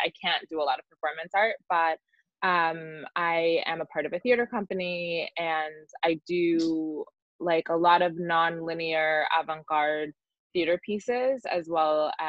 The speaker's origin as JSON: {"language": "English", "area": "Jersey Shore", "region": "New Jersey", "country": "United States", "tie": "born or raised there", "moved": "yes", "lives_now": "Brooklyn, United States", "said": "I grew up in New Jersey, on the Jersey Shore."}